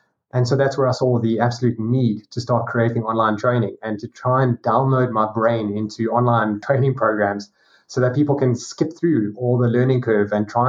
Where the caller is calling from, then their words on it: South Africa; Down at the bottom tip of Africa in South Africa.